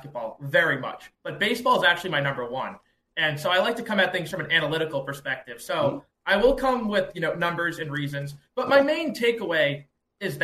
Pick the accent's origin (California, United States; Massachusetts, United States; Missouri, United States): Massachusetts, United States; Boston; I am from Boston, Massachusetts, born and raised here